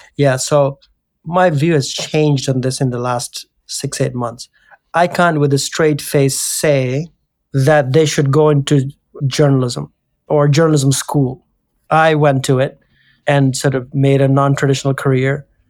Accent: India; moved away; I come from India

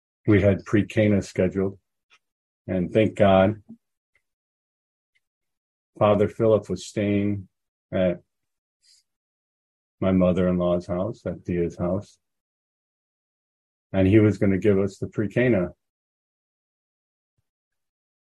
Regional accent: Chicago, Illinois, United States; moved away as an adult; now in Florida, United States; I grew up in Chicago.

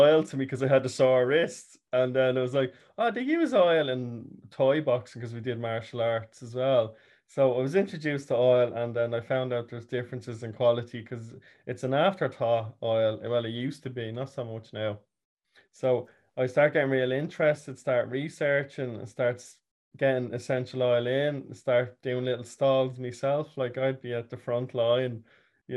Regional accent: Dublin, Leinster, Ireland; I'm from North Dublin, Dublin 5, so born and reared

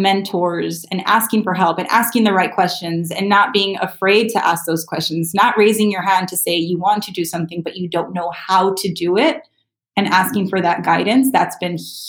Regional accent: South Gate, California, United States; growing up in LA, I actually grew up in Southgate. If you're familiar with LA at all, it's a pretty larger city in LA County, right outside of South Central Los Angeles. Not the greatest neighborhood to grow up in.

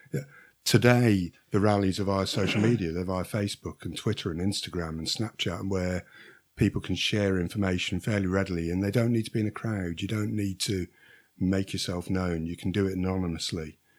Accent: Shrewsbury, West Midlands, United Kingdom; I'm a Silopian, not by birth, uh, but my parents moved here when I was a young child, so, uh, I'm an ad-, an adopted Silopian

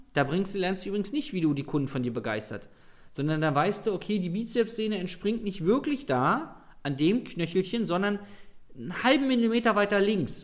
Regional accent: Berlin, Germany; ich komme aus Berlin, ich rede halt so

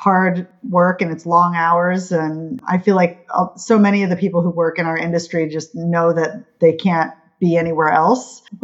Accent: Honolulu, Hawaii, United States; now in New York City, United States; I'm from Hawaii, Honolulu

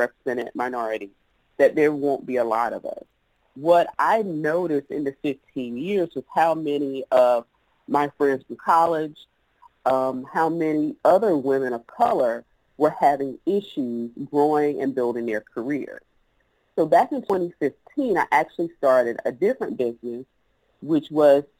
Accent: South Carolina, United States; accent: Southern; I was dirt road born and raised in South Carolina, which is where I'm actually doing this interview from.

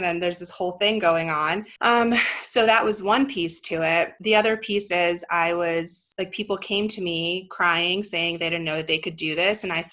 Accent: East Coast, United States; moved away as an adult; also born or lived in Europe / Brooklyn / New Jersey; now in Denver, United States; I grew up on the East Coast, but technically I was actually born in Europe, and I came over with my family when I was a child

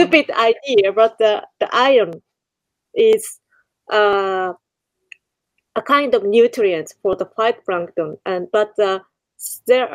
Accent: Kure, Hiroshima, Japan; Kure, my hometown

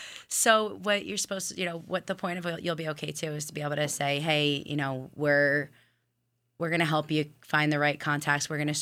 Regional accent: West Islip, New York, United States; I'm from West Islip

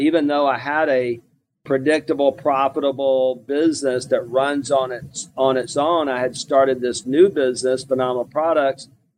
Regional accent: Mobile, Alabama, United States; moved away as an adult; also born or lived in Houston, Texas; I'm originally from what I call LA, Lower Alabama, and I grew up on welfare in Mobile, Alabama

